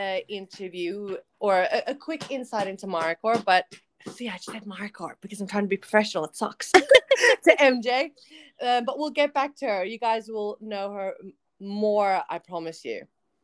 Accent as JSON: {"language": "English", "country": "Australia", "tie": "born or raised there", "also_born_or_lived": "Philippines", "accent": "American", "said": "Just for all our listeners, we grew up in Australia. We're both born in the Philippines, but the fact that we were born in the Philippines gave us a weird American accent. We moved to Australia in the early 90s, and that accent has not really left us."}